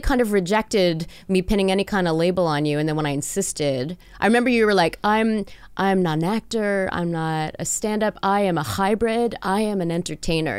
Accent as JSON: {"language": "English", "country": "Canada", "tie": "born or raised there", "said": "growing up in Canada"}